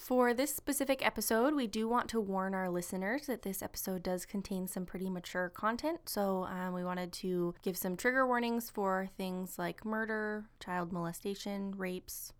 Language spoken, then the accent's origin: English; Coeur d'Alene, Idaho, United States; my hometown of Coeur d'Alene, Idaho, when I was nine years old